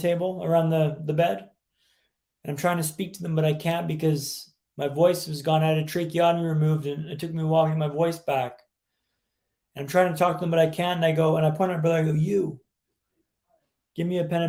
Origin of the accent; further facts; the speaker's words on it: Vancouver, British Columbia, Canada; also born or lived in London, England / Sweden; I'm from Vancouver, Canada, which is where I'm calling you from today